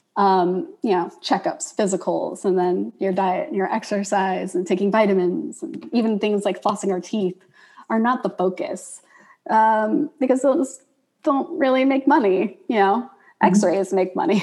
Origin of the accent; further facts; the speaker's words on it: the South, United States; I'm obviously from the South